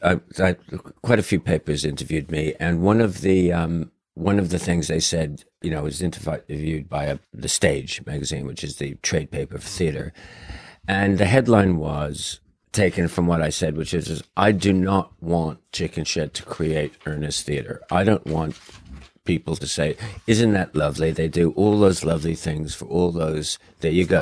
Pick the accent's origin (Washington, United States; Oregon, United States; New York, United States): New York, United States; New York City; moved away; growing up in New York City